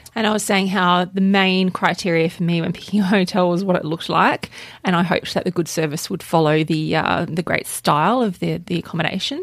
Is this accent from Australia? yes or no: yes; Australia; we're Australian.